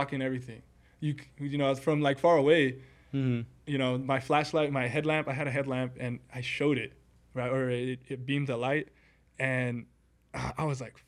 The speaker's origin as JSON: {"language": "English", "region": "Southern California", "country": "United States", "said": "we're from Cali, you know, a couple of Cali people, SoCal Cali people"}